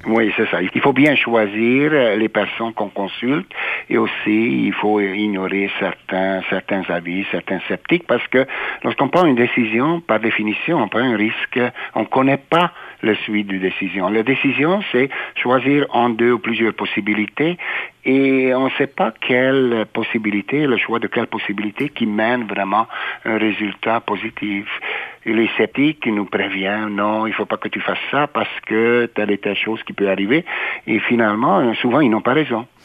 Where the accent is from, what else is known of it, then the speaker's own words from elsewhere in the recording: Budapest, Hungary; moved away as an adult; also born or lived in Italy / Quebec City, Canada / Ottawa, Canada; now in Winnipeg, Canada; je suis né en Hongrie, à Budapest, et j'ai passé mes premières 18 années à Budapest, en Hongrie